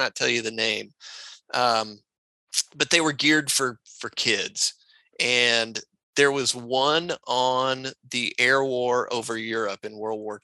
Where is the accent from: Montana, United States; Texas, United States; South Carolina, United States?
Texas, United States; Austin; I grew up in Austin, Texas